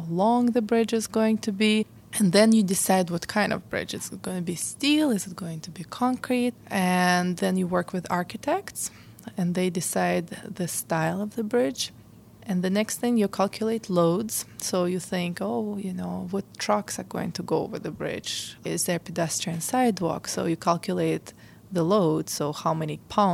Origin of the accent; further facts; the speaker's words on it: Kherson, Kherson Oblast, Ukraine; moved away as an adult; also born or lived in Chicago, United States; now in Pittsburgh, United States; I was born in Kherson. It's a small town in Ukraine. It used to be Soviet Union when I was born, and I was born on April 4th, 1983. The town I grew up is pretty small